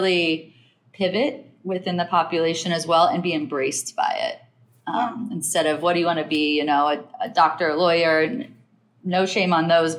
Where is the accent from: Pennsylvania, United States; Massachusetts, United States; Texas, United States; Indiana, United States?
Indiana, United States; Logansport; moved away as an adult; also born or lived in Utah; now in New York, United States; I grew up in Logansport, Indiana